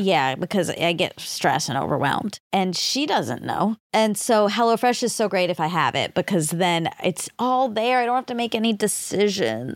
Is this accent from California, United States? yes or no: no; Georgia, United States; I'm from Georgia